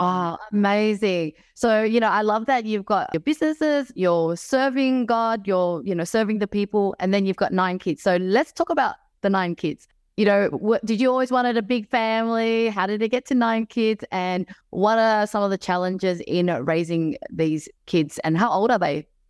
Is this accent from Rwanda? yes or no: no; Melbourne, Victoria, Australia; moved away; I was from Melbourne